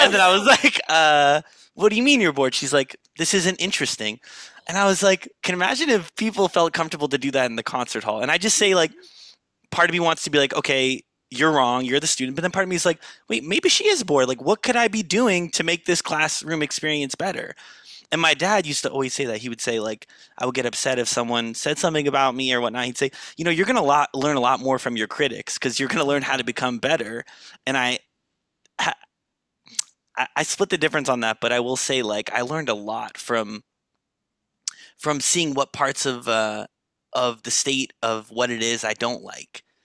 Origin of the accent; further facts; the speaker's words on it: Los Angeles, California, United States; I'm born and raised in Los Angeles, California